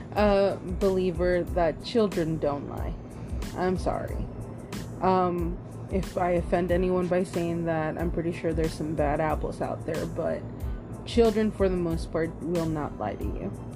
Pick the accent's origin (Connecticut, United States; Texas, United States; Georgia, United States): Texas, United States; Austin; also born or lived in Round Rock, Texas; I grew up in Austin, Texas